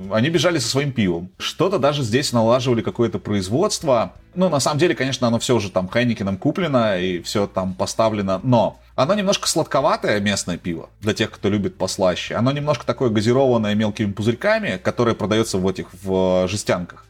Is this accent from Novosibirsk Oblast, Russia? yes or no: yes; Novosibirsk, Novosibirsk Oblast, Russia; moved away as an adult; now in Buenos Aires, Argentina; я из Новосибирска